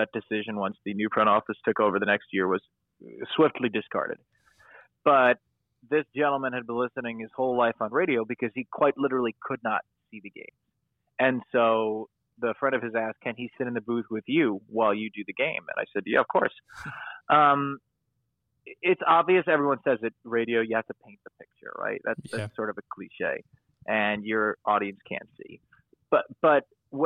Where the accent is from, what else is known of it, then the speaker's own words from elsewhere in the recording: Long Island, New York, United States; also born or lived in Syracuse, New York / Brooklyn, New York; I grew up on Long Island